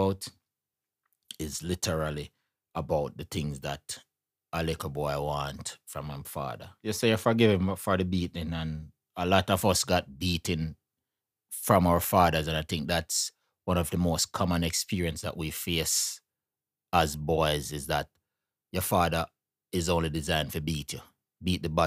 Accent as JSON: {"language": "English", "country": "Jamaica", "said": "we come from Jamaica, so we have to talk to Jamaican father"}